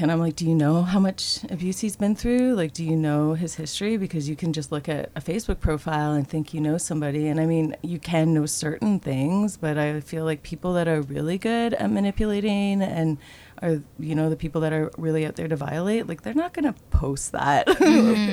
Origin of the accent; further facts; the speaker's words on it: Toronto, Ontario, Canada; I grew up in Toronto, Ontario